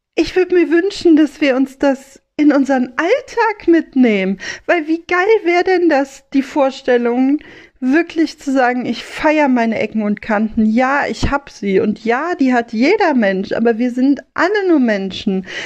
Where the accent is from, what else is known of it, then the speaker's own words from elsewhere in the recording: Rhineland, Germany; als Rheinländerin, als Mädchen vom Ring